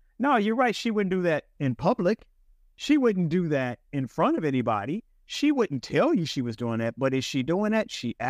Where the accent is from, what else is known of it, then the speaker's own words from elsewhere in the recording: Chicago, Illinois, United States; I went back to Cook County. I'm from Chicago.